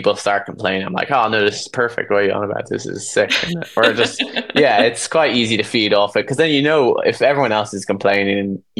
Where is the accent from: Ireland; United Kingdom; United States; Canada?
Ireland; being Irish